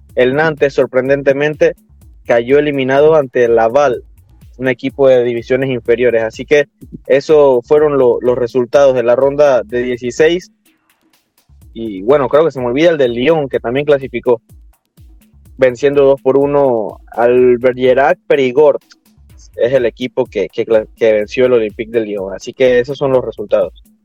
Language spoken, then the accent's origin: Spanish; Panama; nosotros como, como panameños